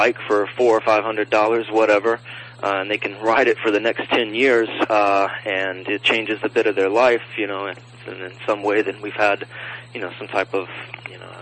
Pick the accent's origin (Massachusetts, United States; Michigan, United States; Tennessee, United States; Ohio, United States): Tennessee, United States; Nashville; now in Los Angeles, United States; my hometown, Nashville